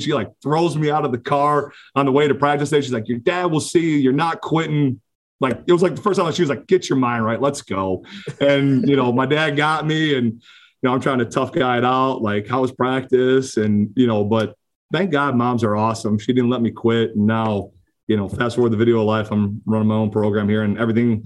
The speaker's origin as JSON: {"language": "English", "town": "Oak Lawn", "region": "Illinois", "country": "United States", "tie": "born or raised there", "also_born_or_lived": "Slidell, Louisiana", "said": "grew up on southern suburb, Oak Lawn, right outside the city"}